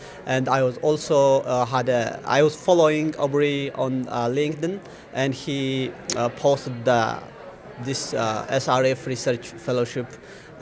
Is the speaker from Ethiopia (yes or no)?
yes; Ethiopia; moved away as an adult; also born or lived in Gondar, Ethiopia / Singapore; I am originally from Ethiopia, and I was a teacher there at the University of Gander